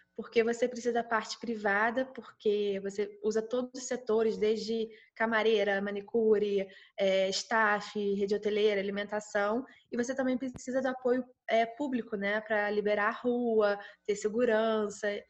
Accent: Petrópolis, Rio de Janeiro, Brazil; eu sou de Petrópolis, região serrana do Rio de Janeiro

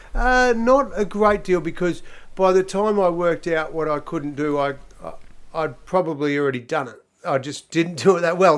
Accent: Donald, Victoria, Australia; I was born in Donald

